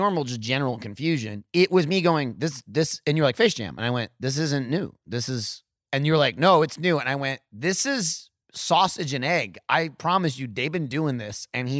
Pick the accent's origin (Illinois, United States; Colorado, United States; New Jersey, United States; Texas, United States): New Jersey, United States; accent: Jersey; It's like natural, trying to do my accent again from Jersey.